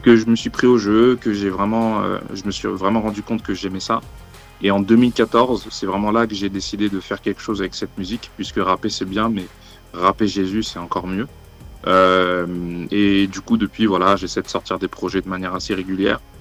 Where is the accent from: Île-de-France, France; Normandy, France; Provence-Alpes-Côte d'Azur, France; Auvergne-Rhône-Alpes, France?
Auvergne-Rhône-Alpes, France; Lyon; je suis lyonnais